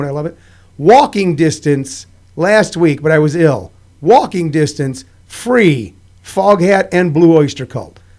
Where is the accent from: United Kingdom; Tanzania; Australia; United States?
United States; Midwest; I'm from the Midwest.